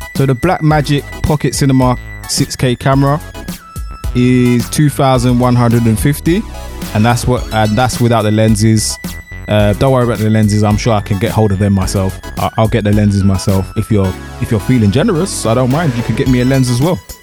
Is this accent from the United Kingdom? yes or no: yes; United Kingdom